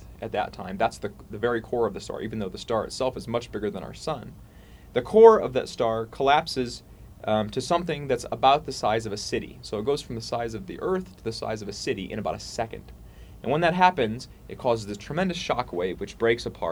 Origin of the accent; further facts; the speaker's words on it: Ohio, United States; also born or lived in Montreal, Canada; now in Charlottesville, United States; Originally I'm from Ohio